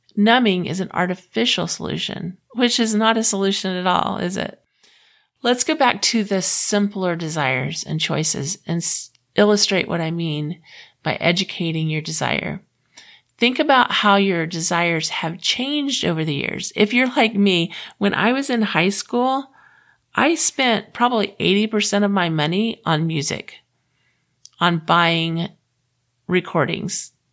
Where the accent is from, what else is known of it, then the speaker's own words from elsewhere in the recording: Florida, United States; I grew up in the South. I grew up in Florida